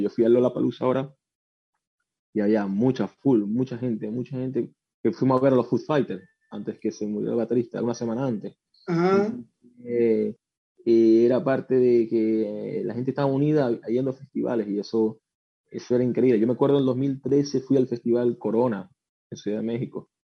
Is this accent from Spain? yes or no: no; Venezuela; now in Chile; yo soy de Venezuela, no soy chileno, soy el único que soy de Venezuela.